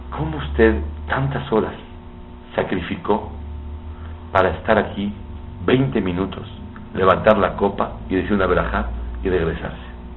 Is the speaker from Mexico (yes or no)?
yes; Mexico; soy de México, soy alumno del, alumno de su papá, el Rosh Shiva Biuni de México